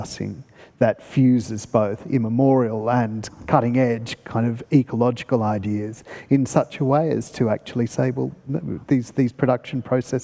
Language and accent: English; country New South Wales, Australia; moved away; I grew up in country New South Wales